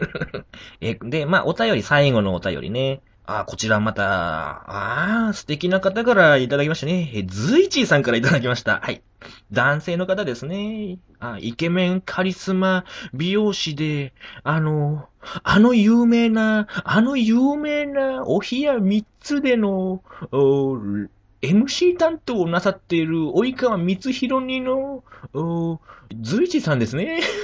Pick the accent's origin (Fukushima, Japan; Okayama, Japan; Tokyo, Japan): Fukushima, Japan; 福島県出身